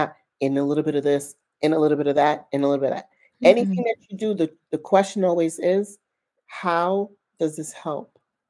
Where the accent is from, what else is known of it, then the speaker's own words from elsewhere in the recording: United States; even though I was born in the States, raised in the States, I learned to speak Haitian Creole.